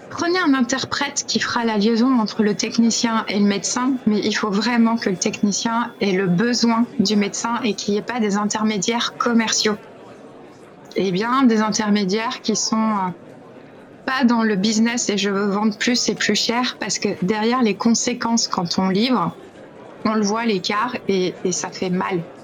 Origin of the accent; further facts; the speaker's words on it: France; chez nous, en France